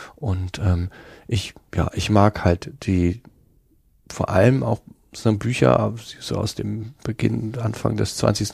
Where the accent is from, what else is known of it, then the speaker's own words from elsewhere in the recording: Hamburg, Germany; accent: Hamburger; ich habe so einen Hamburger Akzent